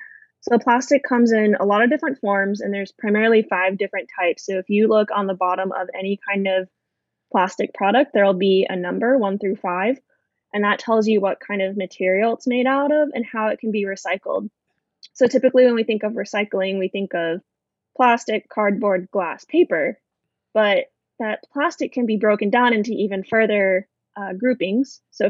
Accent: Arizona, United States; And for someone who didn't grow up on the coast, I grew up in Arizona.

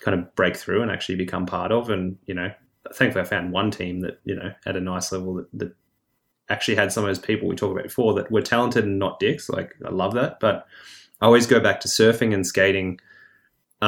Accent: Victoria, Australia; as a Victorian, we're, you know, used to the freezing cold water.

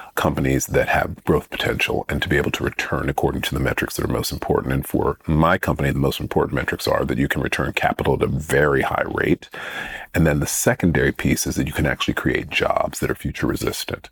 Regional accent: Greensboro, North Carolina, United States; moved away as an adult; also born or lived in Tuskegee, Alabama; now in London, United Kingdom; having been born in Alabama and having grown up in Greensboro, North Carolina

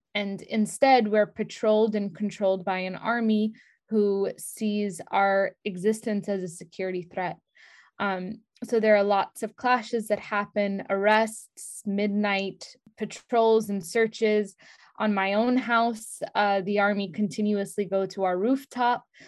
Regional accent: New York City, New York, United States; moved away; I spent the first few years of my life, like, I grew up in Brooklyn, New York

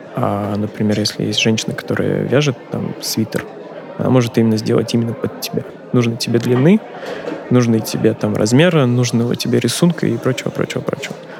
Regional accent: Volgograd, Volgograd Oblast, Russia; also born or lived in Volzhsky; мой родной город Волгоград

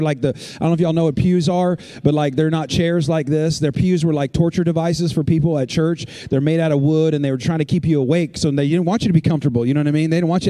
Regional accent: California, United States; and we've never seen anything like that, because I'm from California.

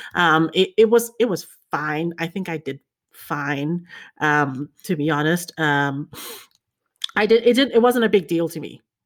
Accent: Fiji; moved away as an adult; also born or lived in China / New Zealand; I was born in China, grew up in Fiji.

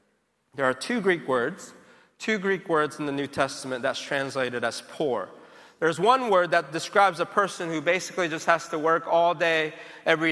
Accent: South Korea; now in United States; growing up in Korea, as a child

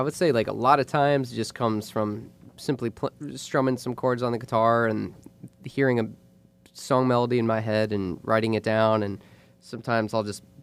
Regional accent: Jupiter, Florida, United States; I grew up in Jupiter, Florida.

